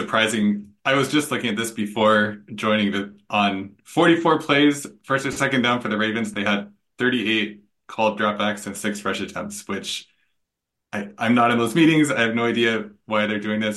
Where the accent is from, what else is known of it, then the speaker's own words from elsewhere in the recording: Seattle, Washington, United States; I'm I'm from Seattle and a Seahawks fan